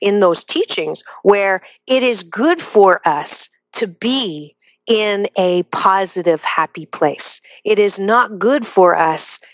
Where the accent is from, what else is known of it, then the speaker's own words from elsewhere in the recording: United States; We're American